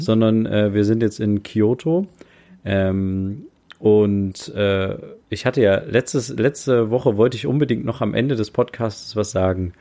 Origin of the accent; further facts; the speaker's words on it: Germany; moved away as an adult; now in Japan; bei uns in Deutschland